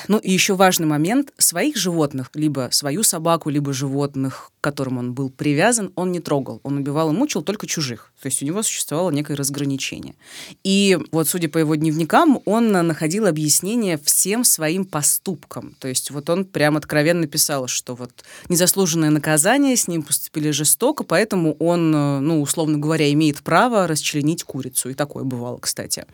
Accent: Rostov-on-Don, Rostov Oblast, Russia; на моей малой родине в Ростове-на-Дону

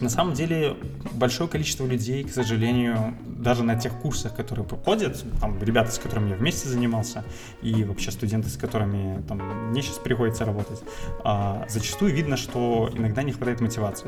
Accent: Minsk, Belarus; Я из Минска, а, на данный момент тружусь в качестве программиста

